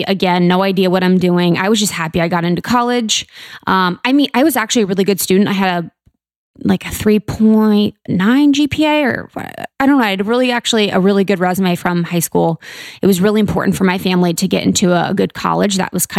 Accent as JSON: {"language": "English", "town": "Mason", "region": "Ohio", "country": "United States", "said": "I'm from Ohio, Buckeye State, O-H-I-O, beautiful Ohio, right outside Cincinnati. It's called Mason."}